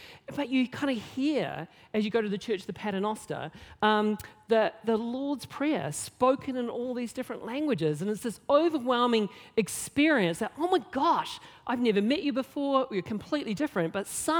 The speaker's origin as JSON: {"language": "English", "region": "Nelson", "country": "New Zealand", "tie": "born or raised there", "said": "I grew up in Nelson, not known really for its diversity"}